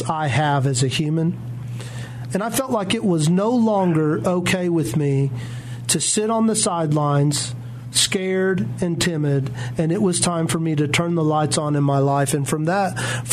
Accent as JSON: {"language": "English", "town": "Jones", "region": "Oklahoma", "country": "United States", "tie": "born or raised there", "moved": "as an adult", "said": "I was born here in Oklahoma"}